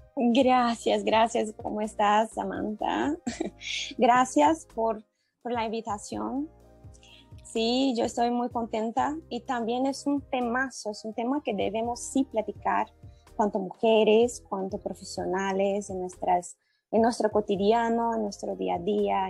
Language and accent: Spanish; Brazil; Spanish is a second language; soy brasileña